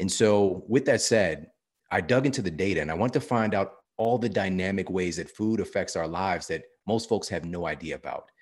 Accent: St. Louis, Missouri, United States; I'm from Saint Louis, Missouri

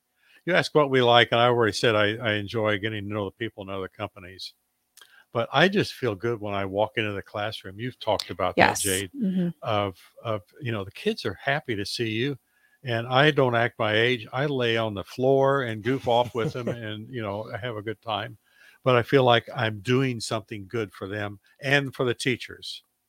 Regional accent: Indianapolis, Indiana, United States; now in Lincoln, United States; When I first moved here in 1979, I could not believe how people knew each other in Lincoln. I came from Indianapolis, 1.5 million people in Indianapolis.

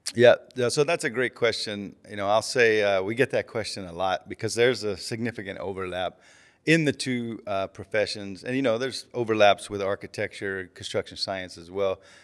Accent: Auburn, Alabama, United States; moved away as an adult; I grew up right outside of Auburn, Alabama

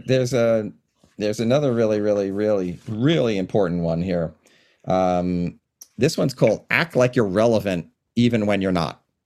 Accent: Long Island, New York, United States; now in Washington, United States; from where I grew up on Long Island in New York

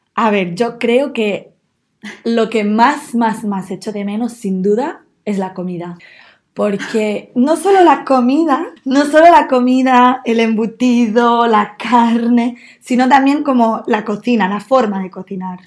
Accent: Manlleu, Catalonia, Spain; moved away as an adult; now in Newcastle, United Kingdom; yo soy de una ciudad muy pequeña que se llama Manlleu y que está como a una hora más o menos de Barcelona

